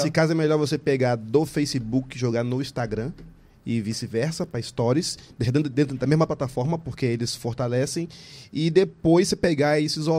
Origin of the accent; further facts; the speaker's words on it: Curitiba, Paraná, Brazil; born there; Eu nasci em Curitiba.